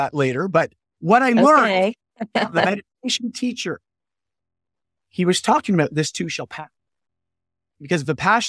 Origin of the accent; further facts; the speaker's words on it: Canada; I'm Canadian